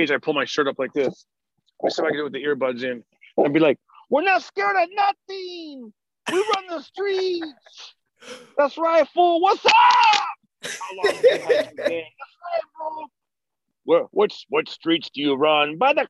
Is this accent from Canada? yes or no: no; Fresno, California, United States; growing up in Fresno